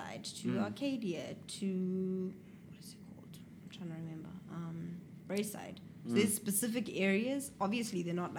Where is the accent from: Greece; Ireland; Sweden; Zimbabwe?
Zimbabwe; born or raised there; moved away as an adult; now in United States